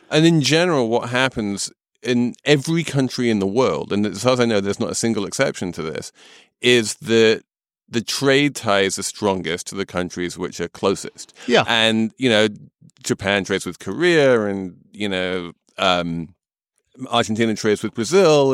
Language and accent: English; United Kingdom; moved away as an adult; as the exile here, as the Brit who hasn't lived in Britain for more than 20 years.